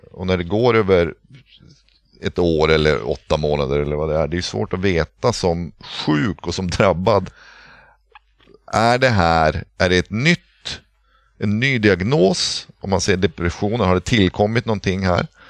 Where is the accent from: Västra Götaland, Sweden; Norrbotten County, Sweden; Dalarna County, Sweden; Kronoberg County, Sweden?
Norrbotten County, Sweden; Pite River; Jag är uppvuxen vid Piteälven